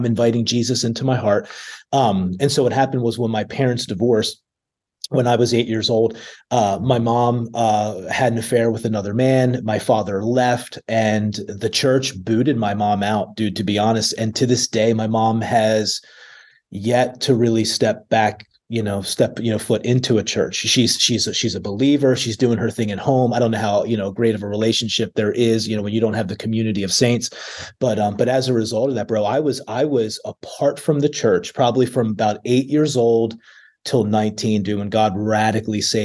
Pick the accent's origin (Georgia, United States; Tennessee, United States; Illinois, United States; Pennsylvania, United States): Pennsylvania, United States; Gilbertsville; moved away as an adult; now in York, United States; I grew up in small town Gilbertsville, PA. Nobody knows where that is. So I typically tell people it's outside of Philadelphia